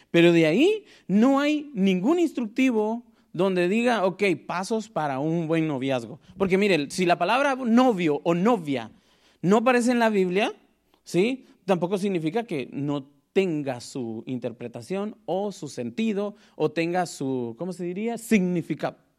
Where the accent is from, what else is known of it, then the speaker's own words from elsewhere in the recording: Guatemala; moved away; Soy de Guatemala, para el que no me, me conoce y sabe por qué digo que soy de Guatemala, porque a veces mi lenguaje es bien raro